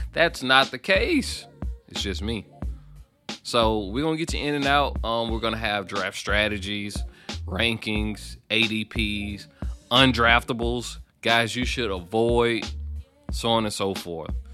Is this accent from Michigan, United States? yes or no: no; Alabama, United States; moved away; I'm originally from Alabama, so you know I roll tide